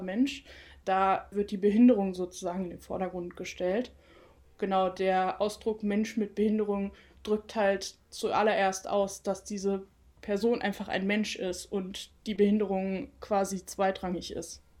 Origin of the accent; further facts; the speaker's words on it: Cologne, North Rhine-Westphalia, Germany; moved away as an adult; now in Mainz, Germany; ich bin gebürtige Kölnerin.